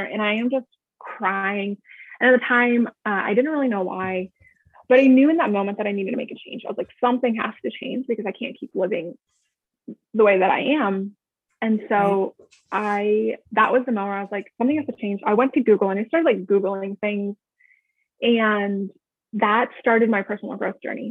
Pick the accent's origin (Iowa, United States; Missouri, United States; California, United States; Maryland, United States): Maryland, United States; Annapolis, Maryland area, United States; I am from the Annapolis, Maryland area. I've never lived directly in Annapolis, but I've lived in a lot of the like cities surrounding it